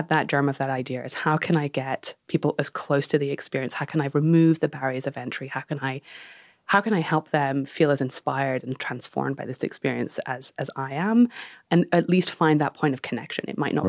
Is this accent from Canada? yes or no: no; United Kingdom; So I grew up in the Danish Cultural Institute. My father was running that in the UK, and the mission there was to bring Danish culture to the UK.